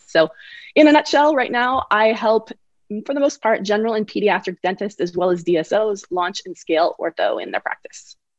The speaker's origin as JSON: {"language": "English", "area": "Bay Area", "region": "California", "country": "United States", "also_born_or_lived": "Connecticut", "said": "which was actually my hometown school because I'm from the Bay Area."}